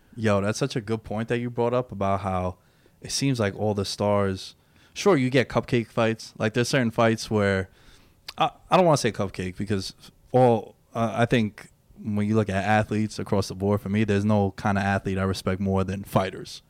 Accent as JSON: {"language": "English", "town": "New York City", "region": "New York", "country": "United States", "tie": "born or raised there", "said": "I grew up in Queens. I still live in New York."}